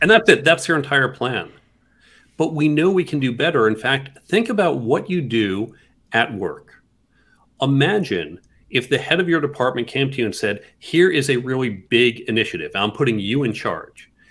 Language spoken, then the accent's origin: English; New York City, New York, United States; I come from New York City, live right in Midtown.